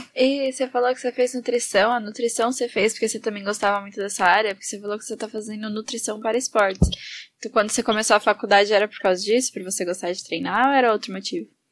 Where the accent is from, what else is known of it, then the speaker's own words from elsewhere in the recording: São Paulo, Brazil; de onde a gente é também, tá tudo aqui de pertinho.